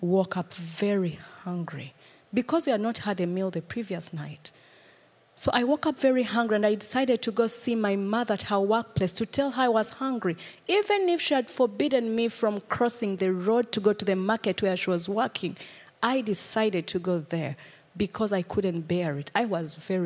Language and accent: English; Uganda; moved away; I come from Uganda. I was born in a family of six children